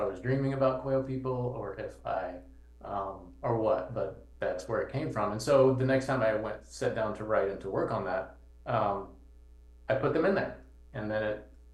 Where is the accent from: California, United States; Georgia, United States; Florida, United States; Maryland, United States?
Georgia, United States; moved away as an adult; now in Chicago, United States; I grew up in Georgia